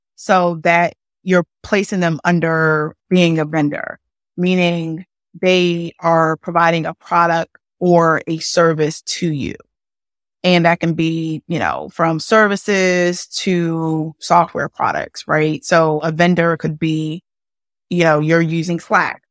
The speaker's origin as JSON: {"language": "English", "town": "Philadelphia", "region": "Pennsylvania", "country": "United States", "tie": "born or raised there", "said": "I'm born and raised in Philadelphia"}